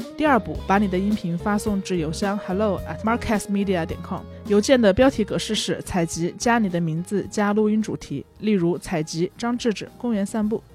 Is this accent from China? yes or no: yes; Hunan, China; now in Beijing, China; 我是湖南人，我在北京